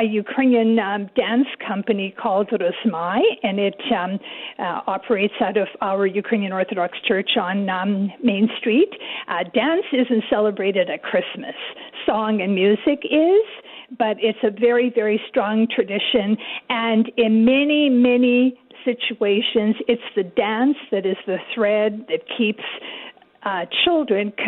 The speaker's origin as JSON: {"language": "English", "country": "Canada", "said": "We're Canadian"}